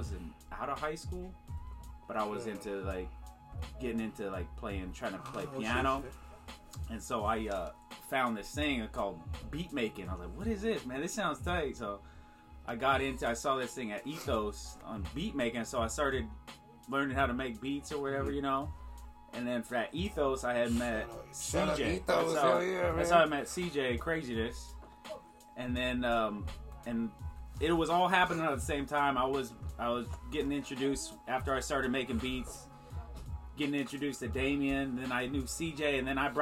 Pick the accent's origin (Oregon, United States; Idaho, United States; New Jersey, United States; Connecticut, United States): Oregon, United States; Portland; I'm from St. John's, too. I went to Holy Cross in my, first to eighth grade.